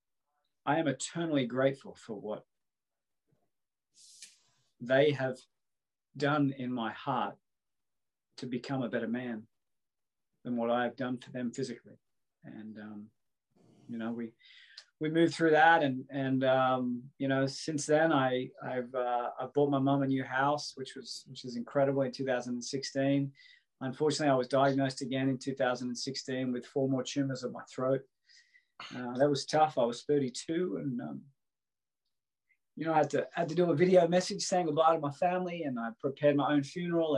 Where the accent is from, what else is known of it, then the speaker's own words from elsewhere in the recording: Coffs Harbour, New South Wales, Australia; also born or lived in Sydney; my hometown of Coffs Harbour.